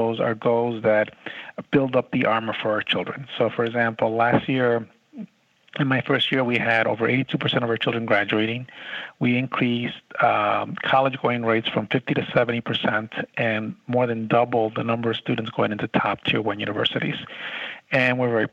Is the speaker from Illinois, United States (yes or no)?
yes; Chicago, Illinois, United States; moved away as an adult; also born or lived in Nevada; now in San Antonio, United States; I grew up in Chicago, worked in the Chicago Public Schools